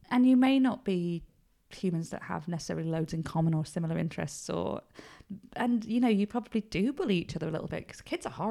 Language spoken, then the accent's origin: English; Upper Booth, England, United Kingdom; so I'm from Upper Booth at the top end of the village. And we just used to be outside all the time.